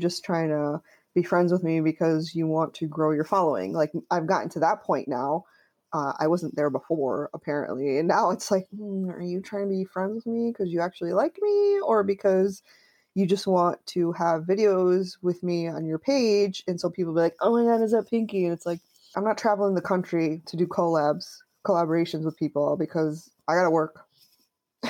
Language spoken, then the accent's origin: English; Connecticut, United States; I grew up in Connecticut.